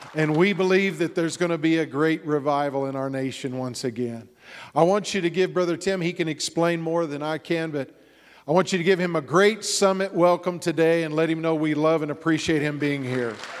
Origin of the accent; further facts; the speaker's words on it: Texas, United States; I grew up in Texas